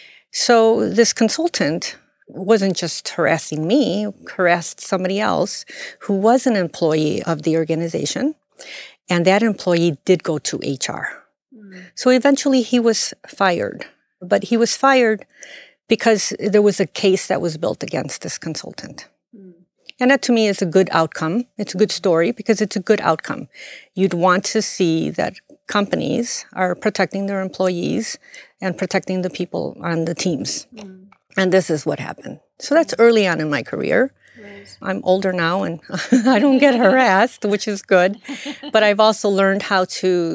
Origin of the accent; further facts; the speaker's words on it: Chicago, Illinois, United States; I'm born and raised in Chicago.